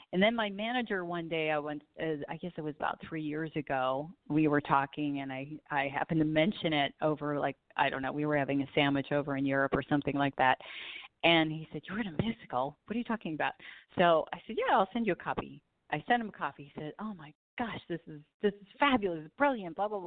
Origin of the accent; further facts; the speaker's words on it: Southern California, United States; I grew up in Southern California, so I am definitely a beach girl